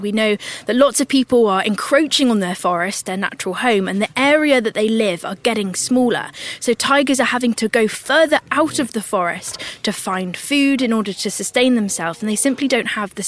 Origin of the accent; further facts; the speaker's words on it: United Kingdom; I'm a British naturalist and TV presenter